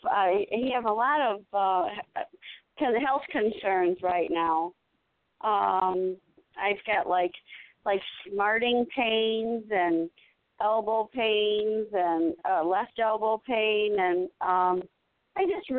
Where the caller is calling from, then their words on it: Illinois, United States; Oh, wow. Hi … I'm from Illinois.